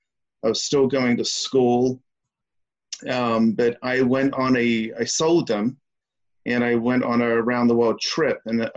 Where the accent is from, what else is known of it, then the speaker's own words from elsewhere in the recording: South East England, United Kingdom; now in United States; I'm from {S5} the southeast of England.